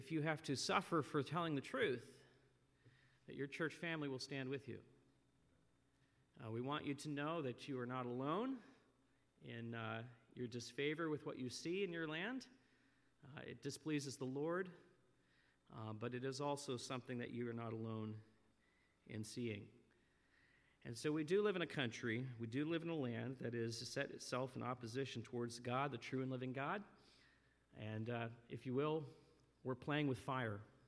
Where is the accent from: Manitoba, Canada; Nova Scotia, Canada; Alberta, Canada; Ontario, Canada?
Nova Scotia, Canada; also born or lived in northeast Pennsylvania; now in Pennsylvania, United States; as I grew up in Nova Scotia, we saw more days of rain than we ever saw of sun.